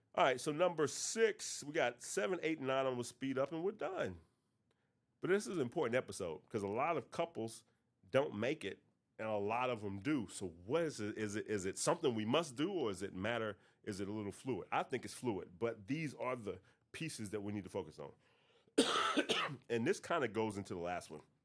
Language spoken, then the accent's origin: English; North Carolina, United States; I'm from North Carolina